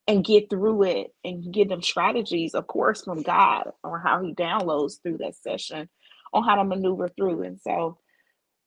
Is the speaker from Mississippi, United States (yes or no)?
yes; Mississippi, United States; moved away as an adult; now in Houston, United States; in my hometown of Mississippi, we had just got a Nissan factory.